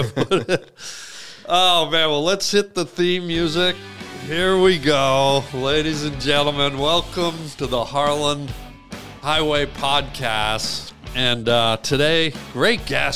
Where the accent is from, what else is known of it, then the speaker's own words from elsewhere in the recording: Canada; now in United States; I'm from Canada